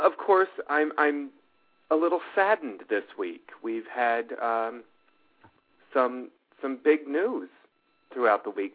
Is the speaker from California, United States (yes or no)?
yes; Los Angeles, California, United States; now in Charlotte, United States; I grew up out in Los Angeles